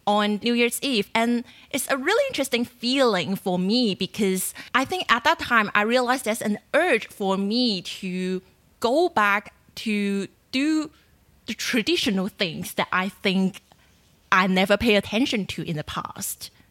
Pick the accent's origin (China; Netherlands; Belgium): China; moved away as an adult; now in Australia; I grew up in China, and when I was a kid, like five years old, I went back to the countryside